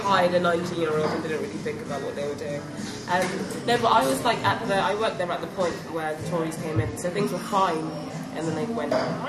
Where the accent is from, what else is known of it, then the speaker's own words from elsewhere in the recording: London, United Kingdom; I'm originally from South London, even though I have now moved to the West.